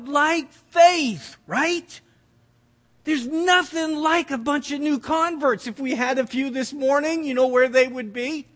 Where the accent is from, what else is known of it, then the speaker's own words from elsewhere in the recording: New Brunswick, Canada; We're from New Brunswick